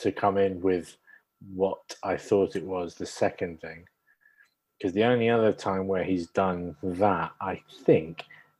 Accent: Cardiff, Wales, United Kingdom; also born or lived in Swansea; I grew up in Cardiff, but originally from Swansea.

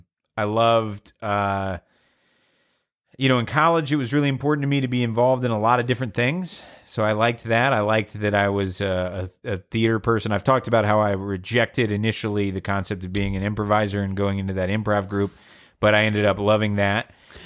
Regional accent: Georgia, United States; I'm from Georgia.

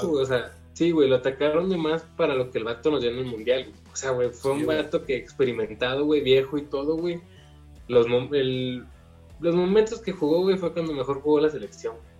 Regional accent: Mexico; soy mexicano

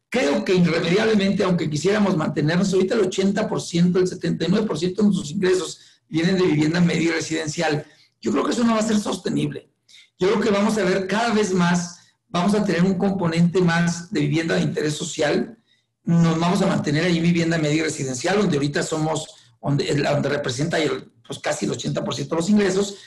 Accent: Chihuahua, Mexico; moved away as an adult; now in Ciudad Juárez, Mexico; nací en Chihuahua capital, pero tengo 22 años en Juárez

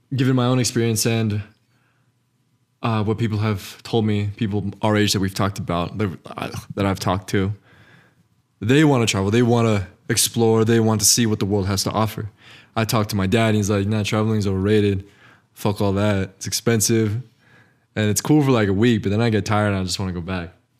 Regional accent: Northern New Mexico, United States; we're both Northern New Mexican.

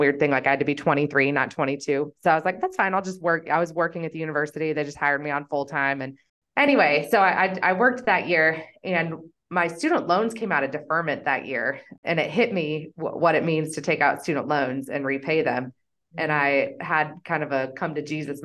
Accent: Wichita, Kansas, United States; moved away as an adult; also born or lived in Boulder, Colorado; I'm originally from Wichita, Kansas

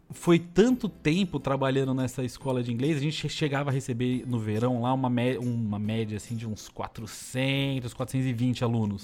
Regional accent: São Paulo, Brazil; moved away as an adult; also born or lived in Taboão da Serra / United States / Canada; Eu sou de São Paulo, nascido em São Paulo. Tá. Vivi em São Paulo.

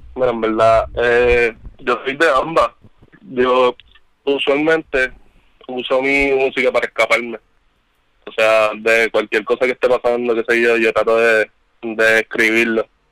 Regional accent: Trujillo Alto, Puerto Rico; yo soy de Trujillo. Yo soy un arrecostado.

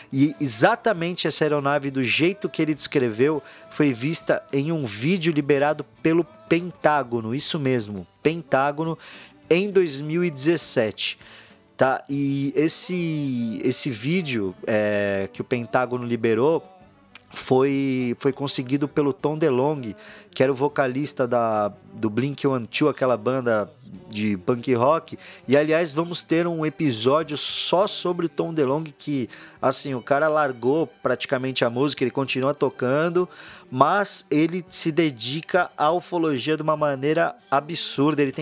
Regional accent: São Paulo, Brazil; born there; Eu nasci aqui na Moca.

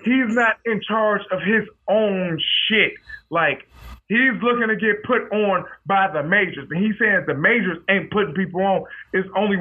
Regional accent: Detroit, Michigan, United States; also born or lived in Farmington Hills, Michigan; We both from Detroit

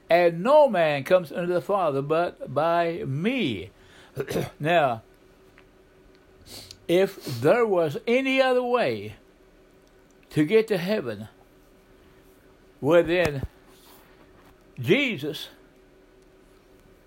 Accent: southeastern Oklahoma, United States; I grew up in Oklahoma, a southeastern part

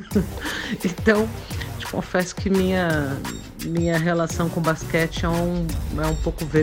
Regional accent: São Paulo, Brazil; Eu sou de São Paulo, desse caos. Eu sou sexóloga

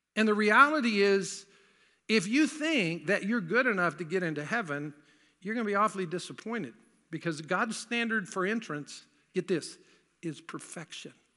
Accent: the South, United States; I grew up in the South

